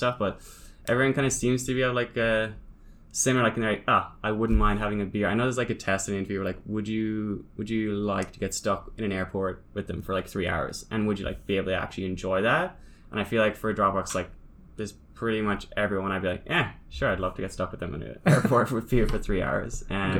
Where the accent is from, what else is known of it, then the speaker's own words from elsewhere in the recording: Ireland; now in Sydney, Australia; So, especially here, when I moved from Ireland, like I literally knew one person in Sydney.